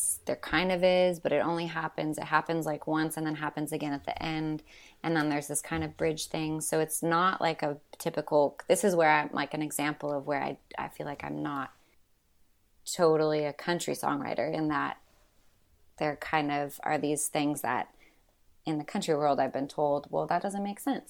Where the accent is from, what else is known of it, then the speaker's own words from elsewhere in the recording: Washington, United States; now in Nashville, United States; And I grew up mostly in Washington State through the military. We always got stationed back there.